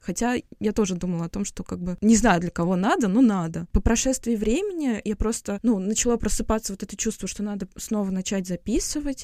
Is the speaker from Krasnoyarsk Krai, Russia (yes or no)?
no; Moscow, Russia; moved away as an adult; also born or lived in Tashkent, Uzbekistan / Latvia; now in Berlin, Germany; Мы родились в Москве, мы всю жизнь жили в Москве.